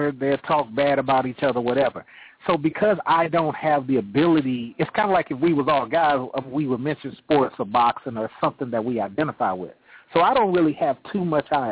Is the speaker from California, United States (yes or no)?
yes; Oakland, California, United States; I'm from Oakland, California.